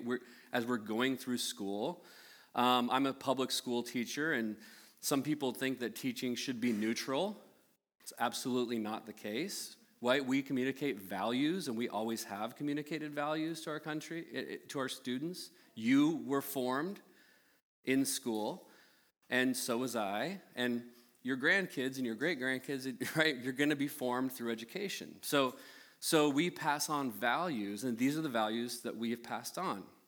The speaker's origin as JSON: {"language": "English", "country": "United States", "tie": "born or raised there", "said": "born and raised in the United States"}